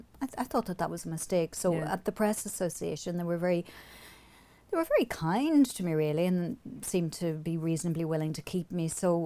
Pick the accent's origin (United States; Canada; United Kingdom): United Kingdom; Omagh, Northern Ireland; moved away; also born or lived in England; I knew about women writers growing up in Omagh.